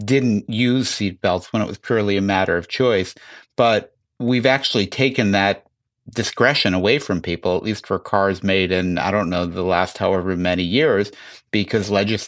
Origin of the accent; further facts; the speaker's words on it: Chicago, Illinois, United States; I grew up in Chicago and went to a school that was across the street from a zoo